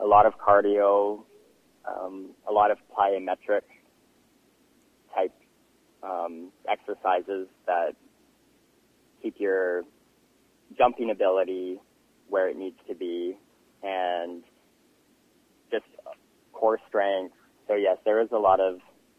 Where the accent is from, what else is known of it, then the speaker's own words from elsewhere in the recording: Castlegar, British Columbia, Canada; now in New Westminster, Canada; I moved back into my hometown, Castlegar.